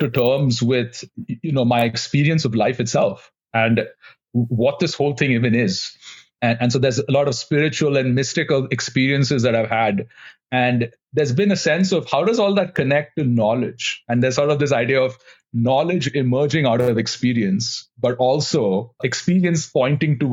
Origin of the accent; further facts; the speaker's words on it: India; moved away as an adult; now in United States; I grew up in India